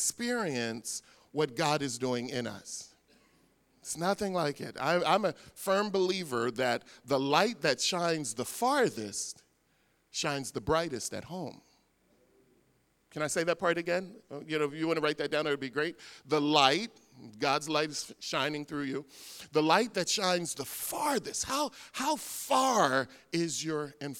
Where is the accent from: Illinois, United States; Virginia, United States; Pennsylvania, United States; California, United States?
Pennsylvania, United States; Philadelphia; I grew up in Philadelphia